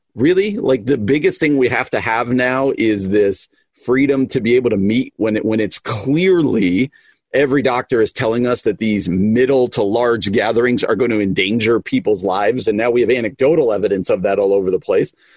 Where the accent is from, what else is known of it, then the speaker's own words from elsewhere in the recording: East Coast, United States; I grew up on the East Coast